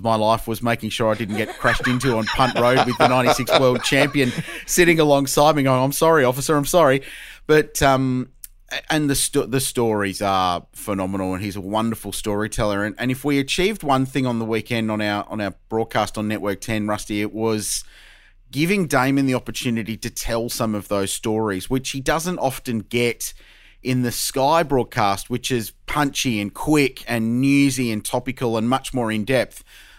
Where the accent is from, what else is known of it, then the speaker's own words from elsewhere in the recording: Adelaide, South Australia, Australia; I grew up in Adelaide. I grew up with the Australian Grand Prix